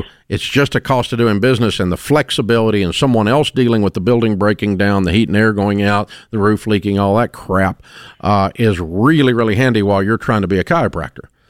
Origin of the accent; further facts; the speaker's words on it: Antioch, Tennessee, United States; I grew up in Antioch, Tennessee